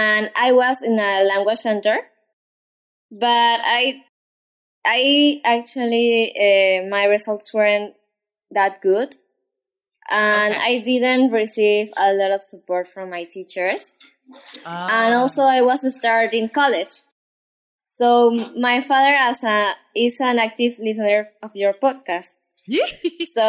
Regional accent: Peru; first language Spanish; English is a second language; I'm from Peru. My first language is Spanish.

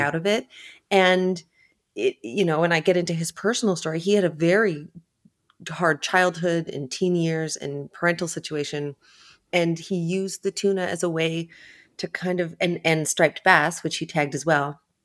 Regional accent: Ontario, Canada; moved away; also born or lived in New York; I grew up far inland in Ontario, in Canada

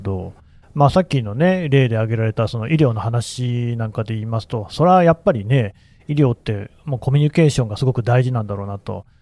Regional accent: Nagoya, Aichi, Japan; accent: Nagoya dialect; 僕も名古屋弁でしたから

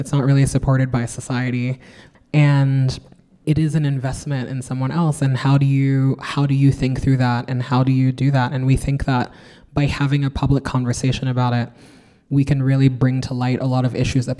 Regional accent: New York, United States; I'm also a New Yorker, so I am surrounded by rats.

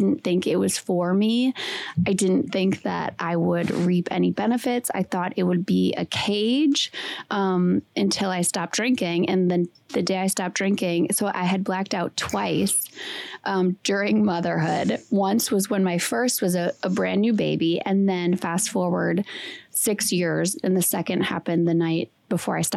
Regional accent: Wisconsin, United States; I'm from Wisconsin. I went to school in Green Bay

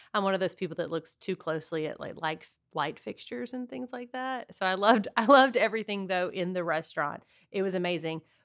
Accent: Southwest Louisiana, United States; my family's originally from Texas, but I grew up in Southwest Louisiana

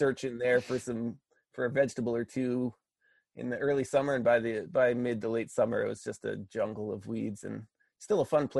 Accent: Pennsylvania, United States; moved away as an adult; also born or lived in Connecticut; now in Maine, United States; I grew up in Pennsylvania

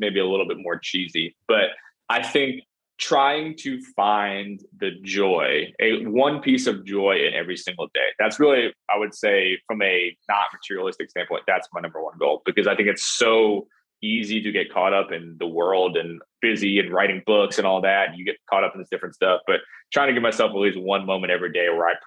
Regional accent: New Jersey, United States; moved away; also born or lived in New York; growing up in New Jersey, working in New York

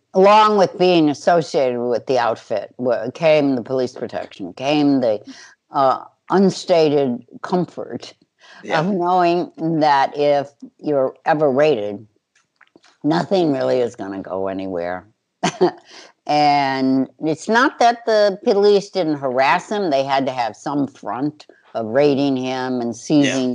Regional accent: Chicago, Illinois, United States; growing up in Chicago

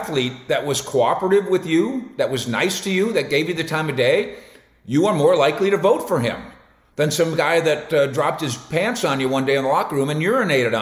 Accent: Minnesota, United States; moved away as an adult; also born or lived in Denver / San Francisco; now in Dallas, United States; I grew up in Minnesota

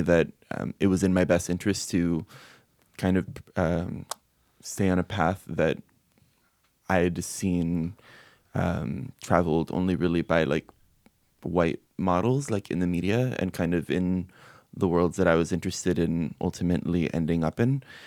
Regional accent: Miami, Florida, United States; I'm Cuban American. I grew up my whole life, as many Cuban Americans do in Miami

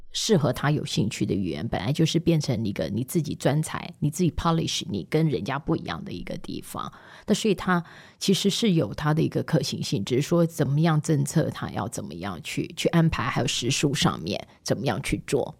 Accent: Taiwan; moved away as an adult; also born or lived in Finland / Lagos; 那为什么我们台湾嗯要先跑，要先学？

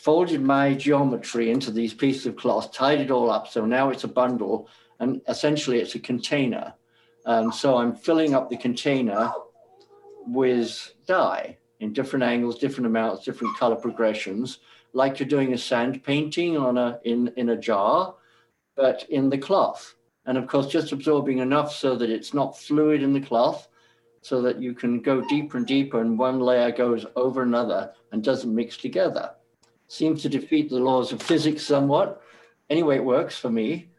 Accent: England, United Kingdom; moved away as an adult; now in New York City, United States; I moved from England in 1968 and went to New York City to seek my fortune. I left a good job in Piccadilly in London as a quantity surveyor

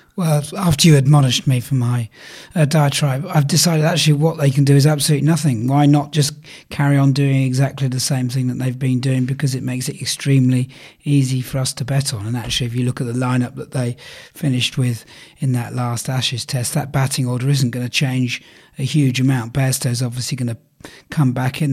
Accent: England, United Kingdom; We love the white ball here, and we're English

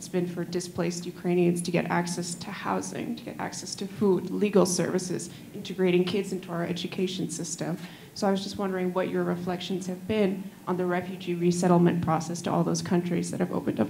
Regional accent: New York City, New York, United States; as the first person to be born in New York City, which has a thriving Ukrainian population

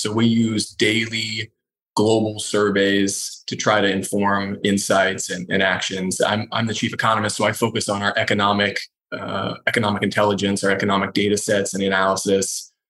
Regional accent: Indiana, United States; I grew up in Indiana, just north of Indianapolis.

